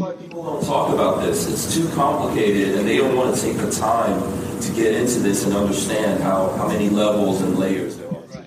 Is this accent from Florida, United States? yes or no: no; New York City, New York, United States; I grew up in New York City. Um, you know, my my family are immigrants